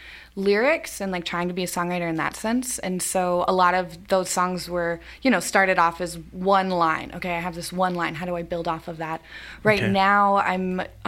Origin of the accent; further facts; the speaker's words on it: Lewistown, Montana, United States; also born or lived in Livingston, Montana; I'm born and raised in Lewistown, Montana